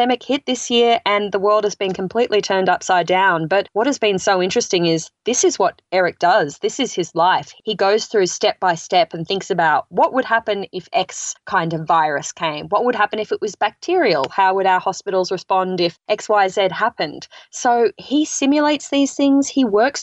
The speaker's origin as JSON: {"language": "English", "country": "Australia", "moved": "as an adult", "lives_now": "United States"}